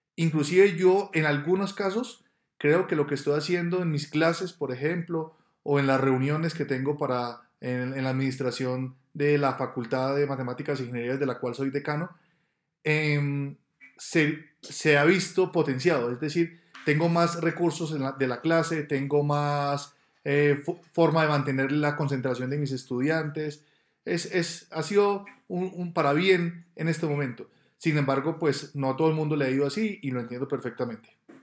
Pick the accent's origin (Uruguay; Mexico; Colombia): Colombia; Medellín, Antioquia; moved away as an adult; now in Bogotá, Colombia; Yo soy de Medellín, nací en Medellín y desde el año 2000 vivo en Bogotá.